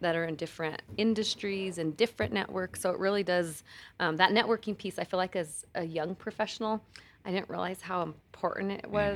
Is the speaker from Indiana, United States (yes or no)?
no; San Luis, Colorado, United States; moved away as an adult; also born or lived in Alamosa, Colorado; now in Denver, United States; I, um, am from the San Luis Valley, born and raised